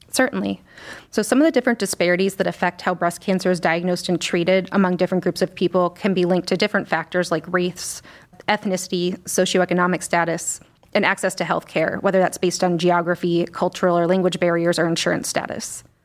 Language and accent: English; Scranton, Pennsylvania, United States; moved away as an adult; also born or lived in Washington, D.C. / Chicago; now in Cleveland, United States; So I'm originally from Scranton, Pennsylvania